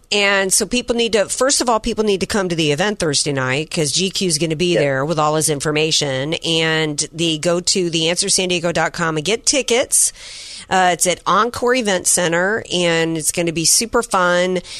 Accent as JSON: {"language": "English", "region": "Deep South", "country": "United States", "tie": "born or raised there", "said": "when I grew up in the deep south, nothing was open on a Sunday."}